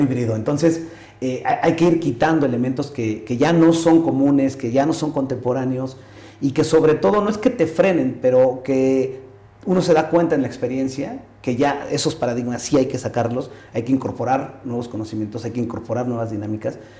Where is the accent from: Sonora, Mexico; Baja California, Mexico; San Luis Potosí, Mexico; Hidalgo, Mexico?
Hidalgo, Mexico; Pachuca; also born or lived in Mexico City; yo nací en la Ciudad de México y por la eh, profesión de mi papá, mi papá es médico y tengo la fortuna de tener a mis dos padres, eh, pues le ofrecen trabajo en, Pachuca